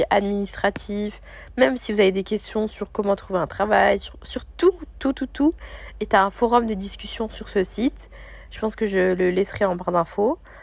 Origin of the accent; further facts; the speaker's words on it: France; moved away as an adult; now in Sydney, Australia; ça fait deux mois que j'ai quitté la France